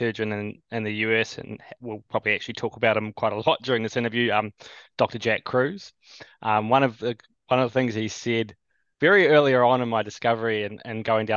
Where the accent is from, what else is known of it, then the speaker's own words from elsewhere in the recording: New Zealand; also born or lived in Canada / Australia; born in Little Old New Zealand here. Been here most of my life.